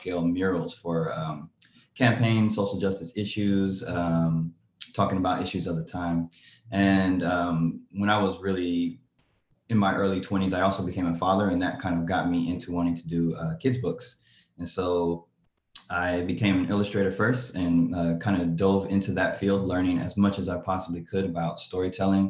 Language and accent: English; Oakland, California, United States; I'm an illustrator from Oakland, California